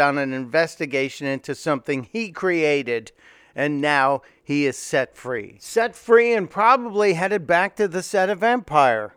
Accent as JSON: {"language": "English", "town": "Chicago", "region": "Illinois", "country": "United States", "tie": "born or raised there", "said": "I grew up in Chicago."}